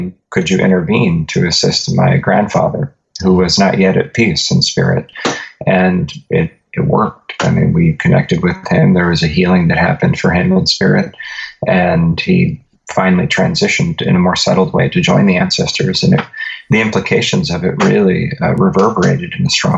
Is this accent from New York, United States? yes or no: no; Northeast Ohio, United States; I was born and raised in Northeast Ohio.